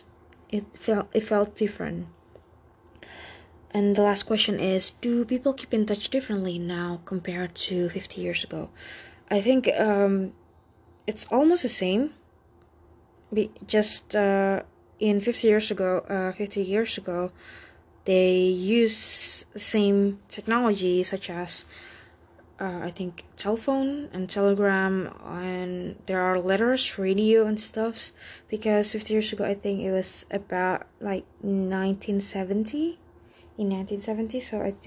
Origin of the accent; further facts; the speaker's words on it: Indonesia; first language Indonesian; English is a second language; My mother tongue is Indonesian or Indonesian language, or commonly known as Bahasa Indonesia.